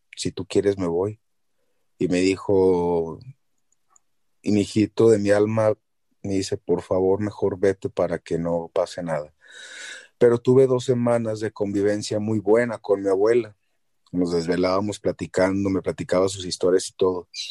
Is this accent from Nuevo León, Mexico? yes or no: no; Chihuahua, Mexico; moved away; llevo a mi mamá a mi ciudad natal